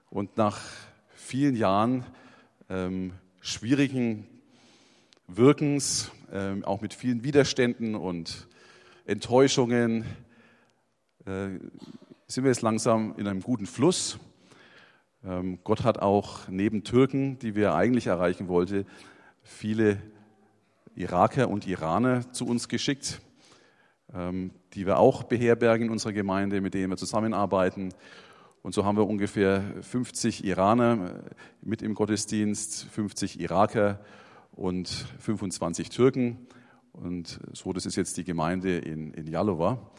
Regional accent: Erlangen, Bavaria, Germany; freue mich wieder in meiner Heimatstadt zu sein und viele bekannte und unbekannte Gesichter zu sehen.

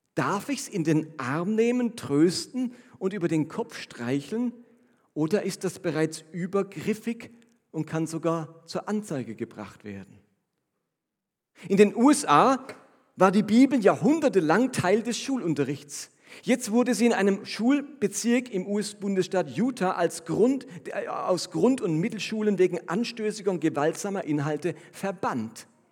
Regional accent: Germany; als Deutscher

